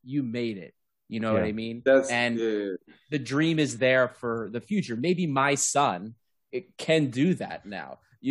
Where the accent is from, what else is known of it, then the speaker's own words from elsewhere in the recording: United States; Well, it speaks to all three of, well, at least Peter, myself, and Lambro as American, you know, well, Lambro and I as Greek Americans